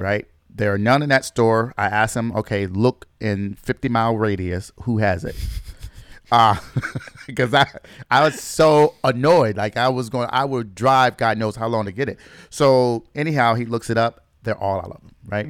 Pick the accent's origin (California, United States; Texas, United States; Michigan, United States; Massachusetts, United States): Michigan, United States; my home state in Michigan